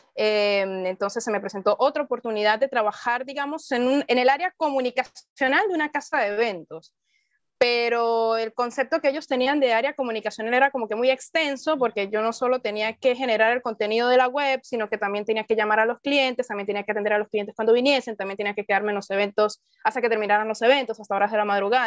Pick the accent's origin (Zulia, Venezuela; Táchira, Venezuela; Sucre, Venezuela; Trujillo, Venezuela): Táchira, Venezuela; San Cristóbal; moved away as an adult; now in Lima, Peru; en mi ciudad natal, en San Cristóbal, que es la capital del estado Táchira